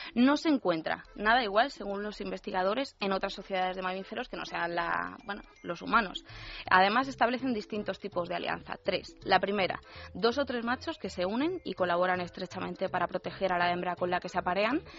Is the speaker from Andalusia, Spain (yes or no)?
no; Yecla, Region of Murcia, Spain; en mi tierra, en Yecla, en Murcia